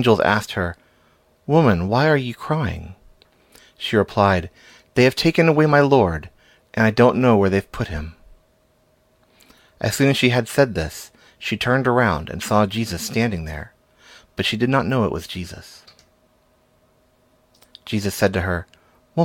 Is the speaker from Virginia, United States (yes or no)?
no; Texas, United States; moved away as an adult; now in Tokyo, Japan; although I am originally from Texas in the United States, I currently live in Tokyo, Japan, where I've been for the last 4 years.